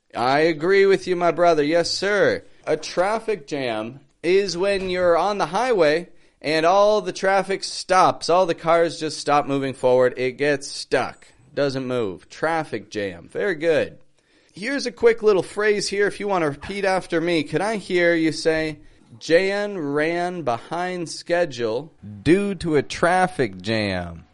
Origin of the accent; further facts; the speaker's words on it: Toronto, Ontario, Canada; I'm from Toronto, Canada